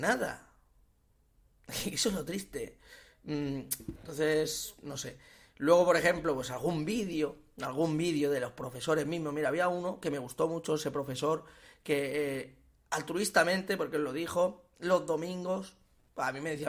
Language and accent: Spanish; Sabadell, Catalonia, Spain; Yo soy de Sabadell